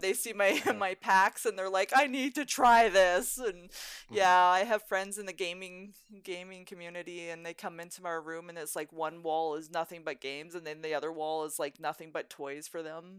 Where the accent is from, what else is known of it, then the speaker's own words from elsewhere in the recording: Fort Macleod, Alberta, Canada; also born or lived in Crowsnest Pass, Alberta / Drumheller, Alberta / Calgary, Alberta; I grew up in the Crowson's Pass, I grew up in Fort McLeod